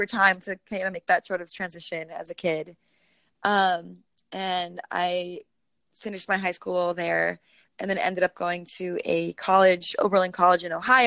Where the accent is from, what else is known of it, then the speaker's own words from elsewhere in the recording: Costa Rica; also born or lived in Washington, District of Columbia, United States; now in Boston, United States; I'm originally from born and raised in Costa Rica